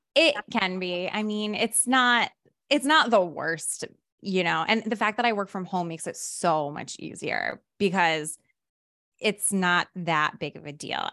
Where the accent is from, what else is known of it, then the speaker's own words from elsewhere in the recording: Rhode Island, United States; now in Los Angeles, United States; my hometown